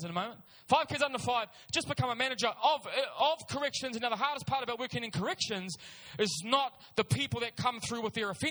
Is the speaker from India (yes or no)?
no; Auckland, New Zealand; I'm born and raised in Auckland. South Auckland is my home.